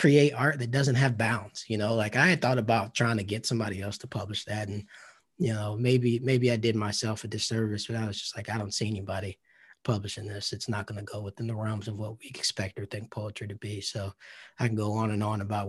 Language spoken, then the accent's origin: English; the American South, United States; growing up in the South